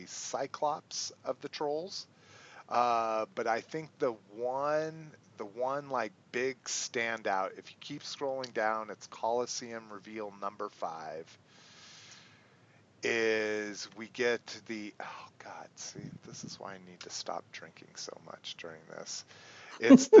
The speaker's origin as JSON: {"language": "English", "region": "New Mexico", "country": "United States", "tie": "born or raised there", "said": "I grew up in New Mexico"}